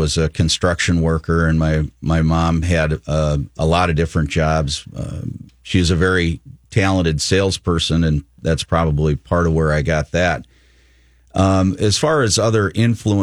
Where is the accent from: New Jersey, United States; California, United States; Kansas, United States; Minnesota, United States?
Minnesota, United States; Minneapolis; as a young adult growing up in the Twin Cities, I got to spend my summers, fortunately, down on my uncle's farm in southeastern Minnesota